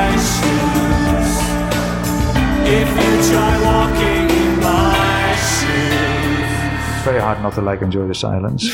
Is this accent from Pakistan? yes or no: no; Netherlands; English is a second language; moved away as an adult